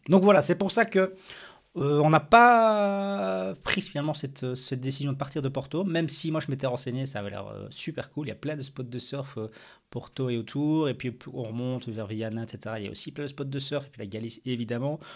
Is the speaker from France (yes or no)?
no; Belgium; en tant que bon belge